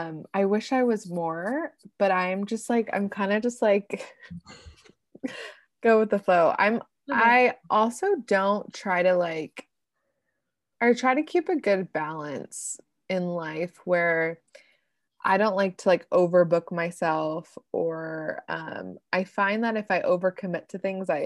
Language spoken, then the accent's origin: English; Pennsylvania, United States; So like, for example, I grew up in Pennsylvania.